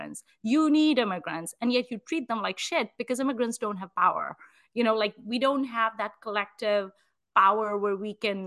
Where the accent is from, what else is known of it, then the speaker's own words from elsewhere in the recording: Nigeria; moved away; growing up in Nigeria